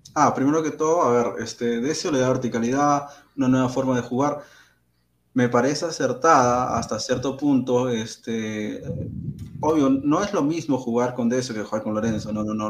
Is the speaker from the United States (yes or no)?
no; Peru